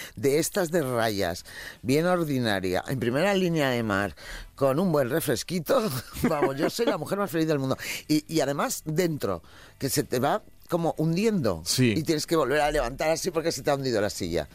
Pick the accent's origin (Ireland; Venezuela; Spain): Spain; Valencia, Valencian Community; moved away; mi tierra, por ejemplo, que es ahora mismo una hora y cuarenta, estoy en Valencia